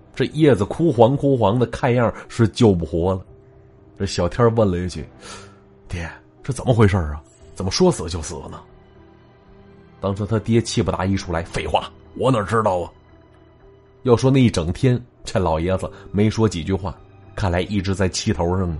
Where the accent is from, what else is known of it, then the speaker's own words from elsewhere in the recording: Northeast China, China; accent: Northeastern; 这叫秧子呀，是咱东北话